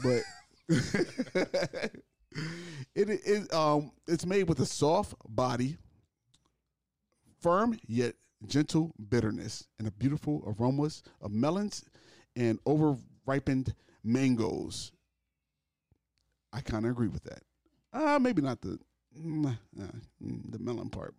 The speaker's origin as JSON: {"language": "English", "region": "Delaware", "country": "United States", "said": "I'm from Delaware"}